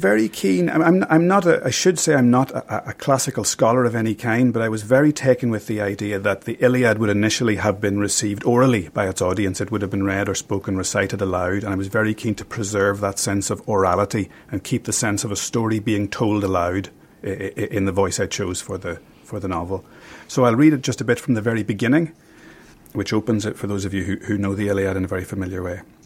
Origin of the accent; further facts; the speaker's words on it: County Armagh, Northern Ireland, United Kingdom; I grew up in County Armagh